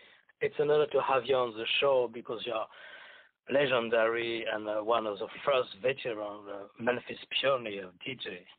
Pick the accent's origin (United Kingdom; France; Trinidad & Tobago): France; English is a second language; I was in Memphis in 95, so I was coming from France. I was maybe one of the first French who came into Studio G, Club Expo, Club No Name, Crystal Palace